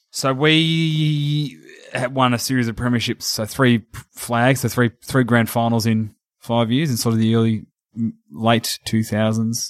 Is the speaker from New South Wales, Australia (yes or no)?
no; Geelong, Victoria, Australia; accent: Australian; I'm from Geelong